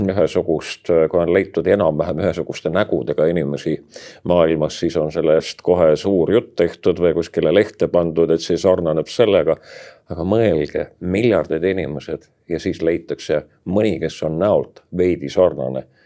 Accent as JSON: {"language": "Estonian", "country": "Estonia", "said": "eestlased on uskmatu rahvas me oleme ainult natuke nii-öelda juurte pealt ära läinud"}